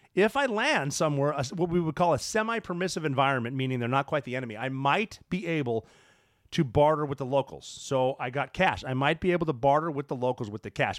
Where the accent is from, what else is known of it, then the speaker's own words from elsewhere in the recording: Montana, United States; I'm from Montana